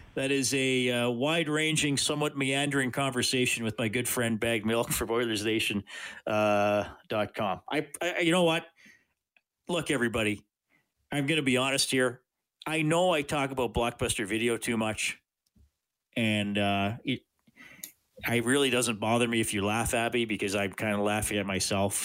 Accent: Evansburg, Alberta, Canada; I didn't grow up in Edmonton. I grew up in Evansburg

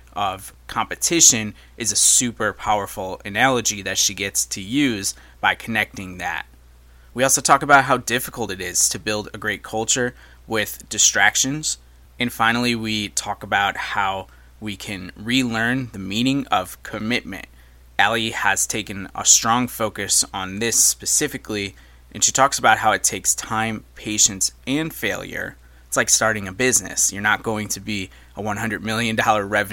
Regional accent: Syracuse, New York, United States; moved away; a fellow Syracusian, I guess is the word for it, but somebody who has relocated much like I have

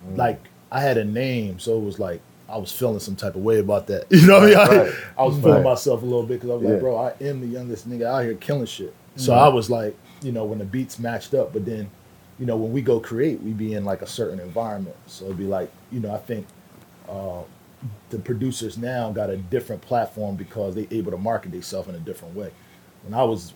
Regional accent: Philadelphia, Pennsylvania, United States; I come from Philadelphia. I was playing basketball in every part of the city because my father was trying to get me tough.

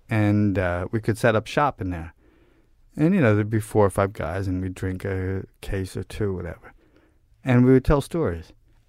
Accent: Brooklyn, New York, United States; For all my, bullshit bravado and, whatever about growing up in Brooklyn, I grew up with a group of guys who, were classic sort of Brooklyn.

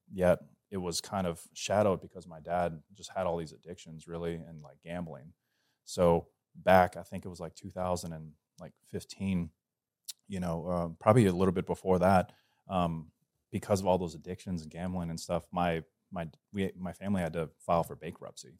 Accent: Metairie, Louisiana, United States; also born or lived in Covington, Louisiana / New Orleans, Louisiana; I'm from New Orleans, Louisiana, you know, small town. Uh, well, New Orleans is not small, but I grew up in the Metairie, Metairie and Kenner area, and my family eventually moved up to Covington

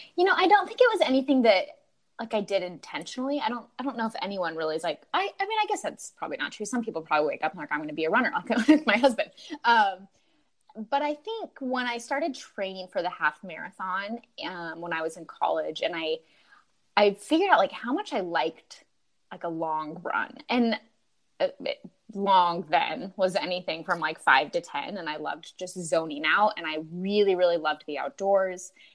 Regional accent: Utah, United States; moved away; I grew up in Utah

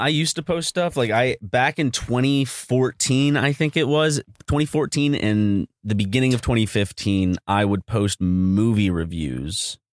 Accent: South Carolina, United States; now in Los Angeles, United States

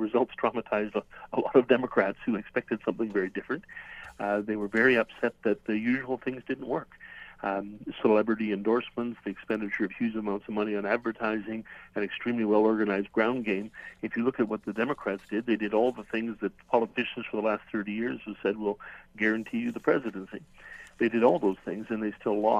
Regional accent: Saskatoon, Saskatchewan, Canada; My hometown is Saskatoon

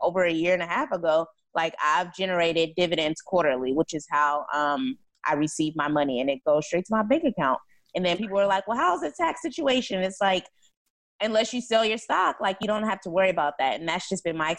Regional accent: California, United States; I'm from California

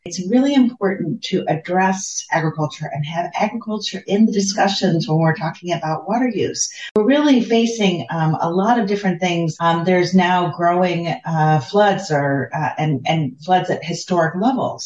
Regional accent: United States; moved away; my home country of the United States

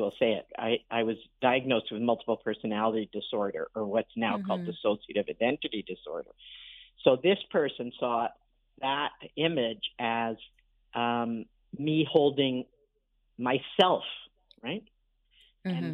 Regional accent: New York City, New York, United States; also born or lived in Montreal; now in Toronto, Canada; growing up in Brooklyn. And also, you know, it's a kind of joke, but Brooklyn, I'm a Brooklyn Jew

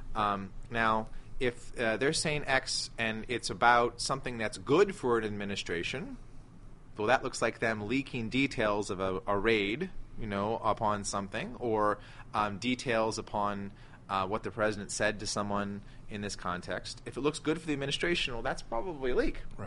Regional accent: United States; as an American

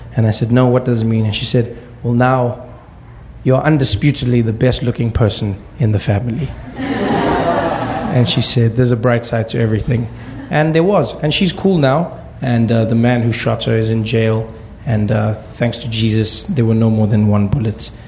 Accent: South Africa; born or raised there

